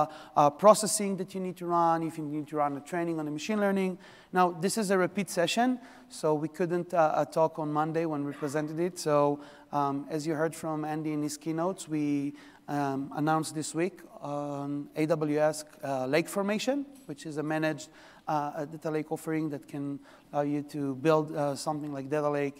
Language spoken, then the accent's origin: English; Israel; now in New York, United States; I'm from New York. Originally, I'm from Israel. This is where the accent from.